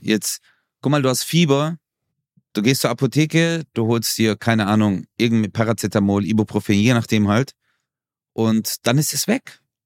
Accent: Turkey; bei uns in der Türkei

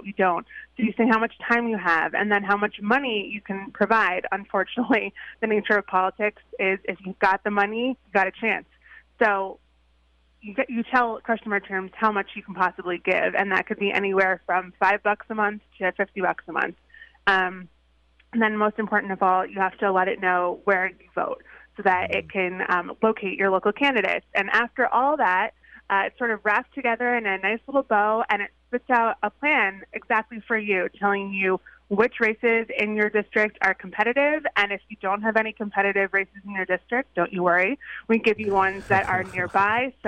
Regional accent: Long Island, New York, United States; I grew up on Long Island

